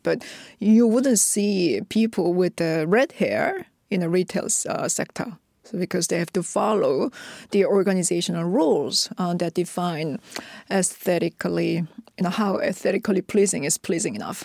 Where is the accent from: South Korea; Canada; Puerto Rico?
South Korea; first language Korean; English is a second language; I was a monolingual Korean